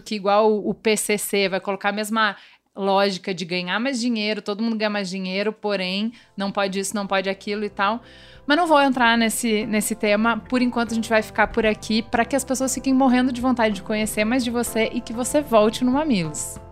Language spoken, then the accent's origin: Portuguese; Rio Grande do Sul, Brazil; accent: gaúcho; now in São Paulo, Brazil; eu cheguei em São Paulo, porque evidentemente o jeito gaúcho de falar não é que só tem um sotaque diferente